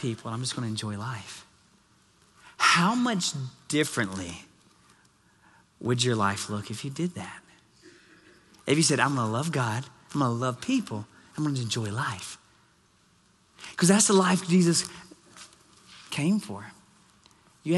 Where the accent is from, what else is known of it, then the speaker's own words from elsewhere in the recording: Nashville, Tennessee, United States; now in Surprise, United States; I'm from Music City, I call Nashville home